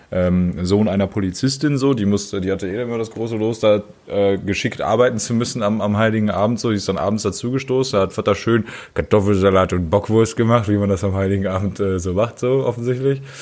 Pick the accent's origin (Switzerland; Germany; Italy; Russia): Germany; Harz; früher vor zehn Jahren lag ja bei uns im Harz sogar